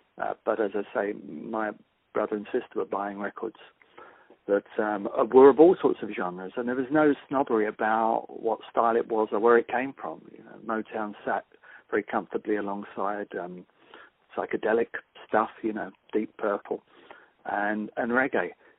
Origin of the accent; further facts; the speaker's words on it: London, United Kingdom; I grew up in West London